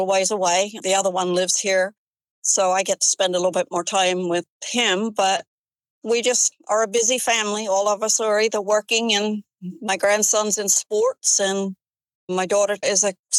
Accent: England, United Kingdom; moved away as an adult; also born or lived in Fairbanks, Alaska; now in Seward, United States; I grew up in a large town over there, but every neighborhood was its own community

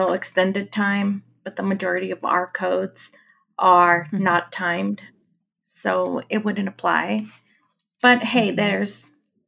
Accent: Mexico; moved away; I'm from Mexico

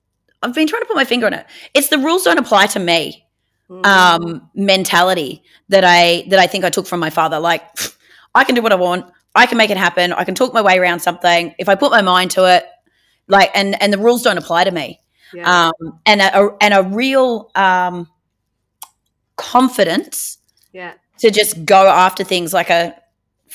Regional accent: Northern Rivers, New South Wales, Australia; also born or lived in Penrith, New South Wales / Evans Head, New South Wales / Woodburn, New South Wales; I spent the first 9 years of my life living in a trailer park in an itty-bitty teeny-weeny town called Austinville, which is between Ballina and Lismore

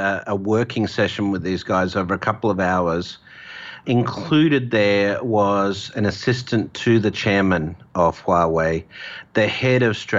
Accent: Australia; in my home country, Australia

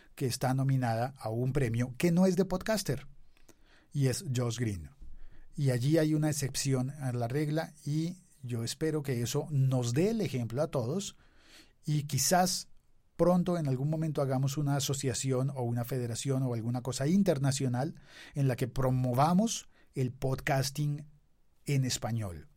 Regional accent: Colombia; Soy colombiano.

